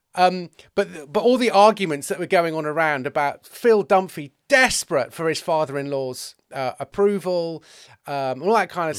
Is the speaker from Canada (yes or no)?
no; England, United Kingdom; I'm an English male